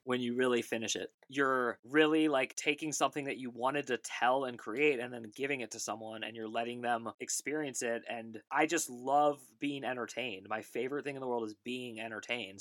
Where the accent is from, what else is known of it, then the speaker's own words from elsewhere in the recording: Bay Area of California, United States; also born or lived in New York; I grew up in the Bay Area of California. I was born in New York, but I definitely grew up in the Bay Area of California, right next to Berkeley and Oakland, California.